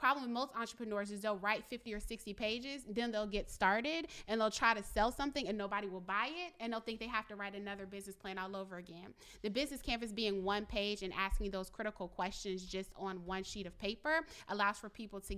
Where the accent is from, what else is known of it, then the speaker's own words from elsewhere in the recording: Richmond, Virginia, United States; One other example, because I'm from Richmond